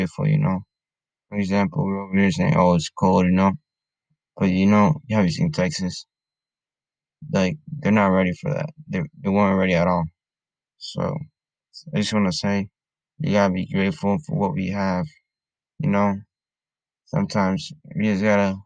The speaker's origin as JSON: {"language": "English", "country": "Honduras", "moved": "yes", "said": "I'm from Honduras, and over there, there's people who live in the streets"}